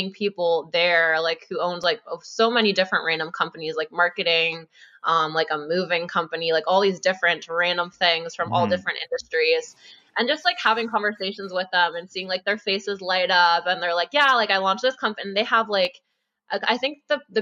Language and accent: English; Grimsby, Ontario, Canada; moved away as an adult; now in Ottawa, Canada; I grew up in Grimsby, like super small town, moved out to Ottawa in 2019